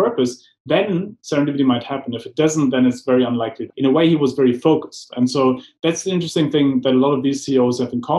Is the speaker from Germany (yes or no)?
yes; Germany; moved away; growing up in Germany, I got trained in strategic planning